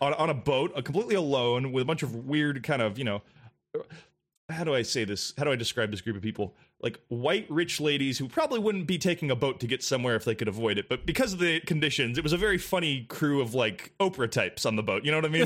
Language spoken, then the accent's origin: English; Santa Barbara, California, United States; now in Los Angeles, United States; my hometown of Santa Barbara